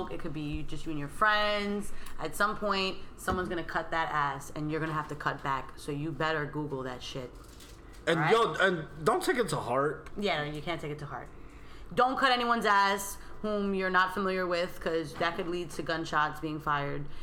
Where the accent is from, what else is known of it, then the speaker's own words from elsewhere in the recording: Brooklyn, New York, United States; So me personally, I'm from Brooklyn. Um, Brooklyn. Brooklyn. You already know is Brooklyn and the house.